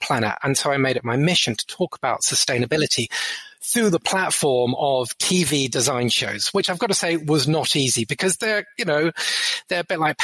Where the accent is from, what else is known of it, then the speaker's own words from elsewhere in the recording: Brighton, South East England, United Kingdom; I grew up in Brighton in England